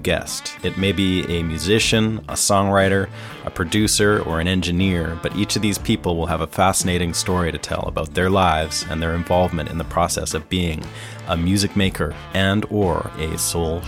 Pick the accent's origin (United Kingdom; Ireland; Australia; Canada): Canada; as a kid growing up in Canada